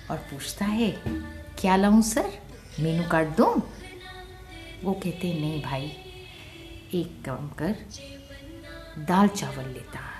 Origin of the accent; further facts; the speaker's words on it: Punjab, India; याद रख पुत्र हम पंजाबी लोग लंगर के पैसे नहीं लेते